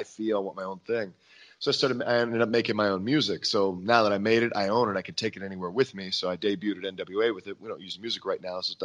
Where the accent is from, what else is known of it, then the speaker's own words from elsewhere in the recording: Hagerstown, Maryland, United States; my hometown in Hagerstown, Maryland